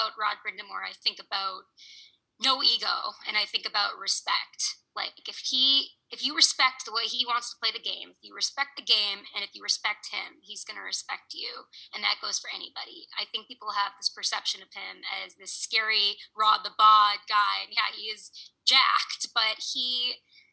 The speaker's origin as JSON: {"language": "English", "town": "Boston", "region": "Massachusetts", "country": "United States", "tie": "born or raised there", "moved": "as an adult", "said": "I grew up in Boston."}